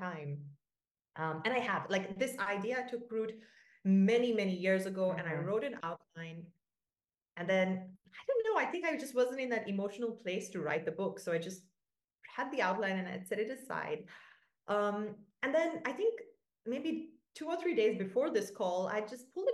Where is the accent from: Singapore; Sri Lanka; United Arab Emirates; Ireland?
Sri Lanka; now in Portugal; I'm Sri Lankan. I grew up in Sri Lanka. I speak Sinhalese